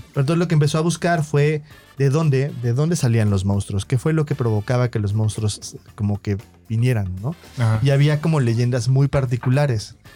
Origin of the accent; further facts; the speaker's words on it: Mexico; como mexicanos